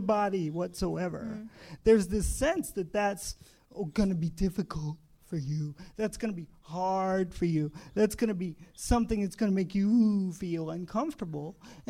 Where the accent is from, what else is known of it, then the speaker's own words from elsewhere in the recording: Indiana, United States; I grew up in Indiana.